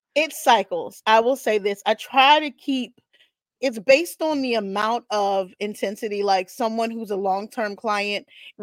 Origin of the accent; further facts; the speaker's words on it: South Carolina, United States; I'm from South Carolina